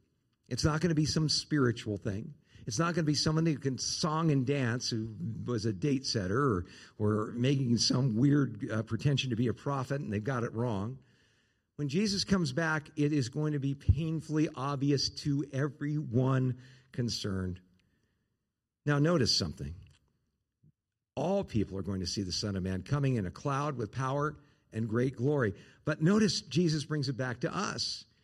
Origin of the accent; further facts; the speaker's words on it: Southern California, United States; now in Arizona, United States; Where I grew up in Southern California, about 50 miles north of L.A., 10 miles from the coast, in kind of this hilly area